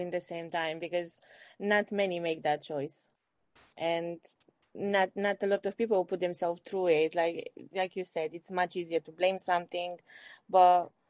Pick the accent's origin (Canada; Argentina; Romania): Romania; I'm from Romania.